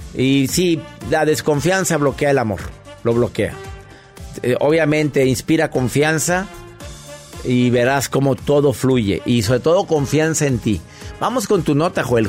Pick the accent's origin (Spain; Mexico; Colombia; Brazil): Mexico; Monterrey, Nuevo León; en Monterrey, mi tierra